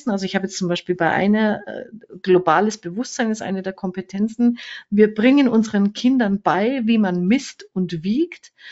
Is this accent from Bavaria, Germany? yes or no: yes; Fürth, Bavaria, Germany; Ich komme ja auch aus Fürth, also fränkisch